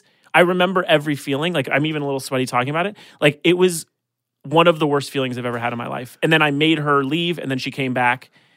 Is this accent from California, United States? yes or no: yes; Calabasas, California, United States; I grew up in Calabasas, in the valley here.